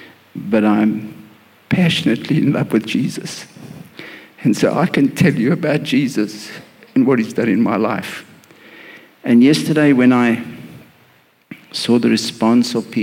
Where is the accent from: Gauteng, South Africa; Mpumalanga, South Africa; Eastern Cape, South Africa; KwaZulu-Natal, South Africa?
Gauteng, South Africa; Johannesburg; moved away as an adult; also born or lived in Pietermaritzburg / Durban; I was born in Johannesburg, lived in a beautiful home with beautiful parents